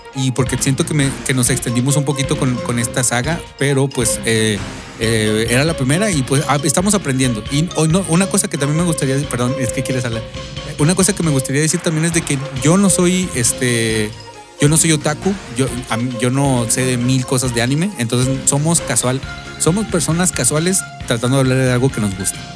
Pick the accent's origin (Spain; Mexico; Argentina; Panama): Mexico; nosotros que somos mexicanos